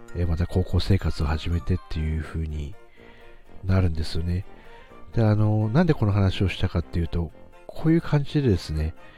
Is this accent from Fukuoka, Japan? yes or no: no; Aomori, Japan; 自分も青森ですし